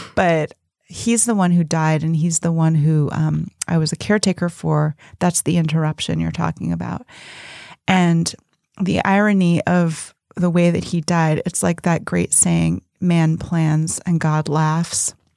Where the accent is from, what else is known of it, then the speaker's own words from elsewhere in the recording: Berkeley, California, United States; I grew up in Berkeley